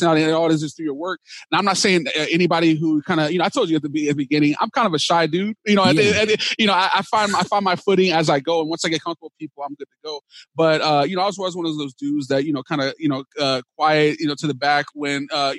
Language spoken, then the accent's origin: English; Dallas, Texas, United States; now in California, United States; So I grew up in Dallas, Texas. I'm proud that I'm from Texas. I live in California now, but I'm originally from Dallas, Texas